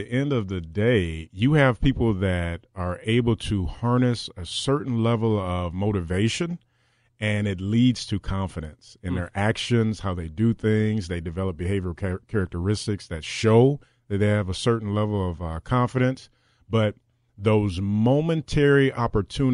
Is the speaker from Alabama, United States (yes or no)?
yes; Decatur, Alabama, United States; moved away; I'm from Decatur, Alabama, a long way from here